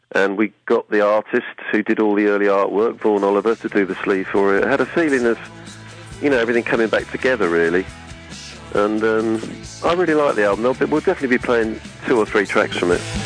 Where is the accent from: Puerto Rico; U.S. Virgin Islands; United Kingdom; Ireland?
United Kingdom; Suffolk, East of England; in Albury in Suffolk, which is my hometown